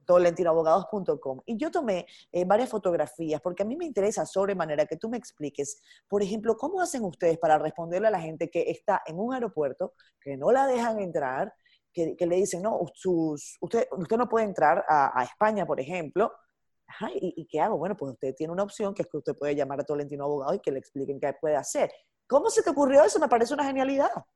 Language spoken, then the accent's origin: Spanish; Venezuela; moved away as an adult; also born or lived in Dominican Republic; now in Santo Domingo, Dominican Republic; yo soy inmigrante, yo salí de Venezuela hace 10 años.